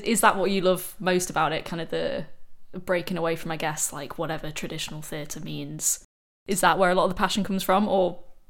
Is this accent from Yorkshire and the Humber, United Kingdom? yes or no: yes; Harrogate, Yorkshire and the Humber, United Kingdom; being from Harrogate, I didn't know anybody else who was wanting to go down this route. There's only the one theatre there.